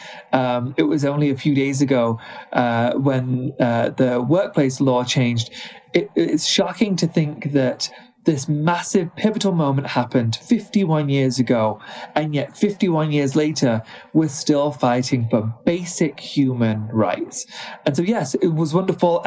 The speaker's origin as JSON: {"language": "English", "country": "United Kingdom", "tie": "born or raised there", "moved": "as an adult", "lives_now": "United States", "said": "although I'm now American, I was raised in the UK."}